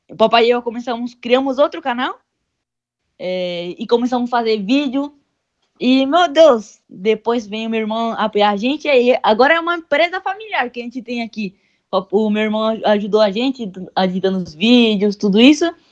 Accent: Venezuela; Já estou planejando ir para outros estados também, para minha terra, Venezuela.

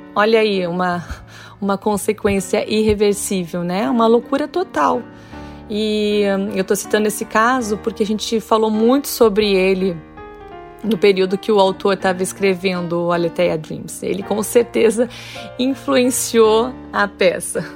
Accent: Santa Maria, Rio Grande do Sul, Brazil; moved away as an adult; now in Rio de Janeiro, Brazil; no interior do Rio Grande do Sul, Santa Maria, que é minha cidade natal.

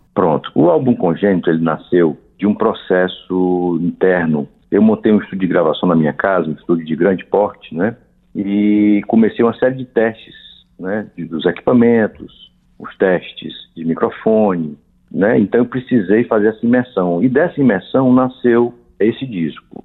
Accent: Ceará, Brazil; Apesar de nós não sermos mineiros, sou cearense

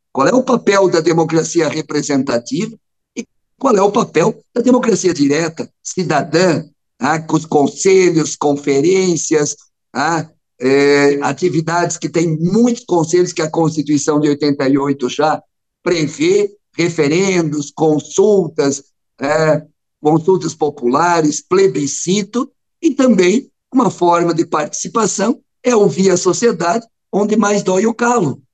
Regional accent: western Santa Catarina, Brazil; lá na minha região, oeste de Santa Catarina

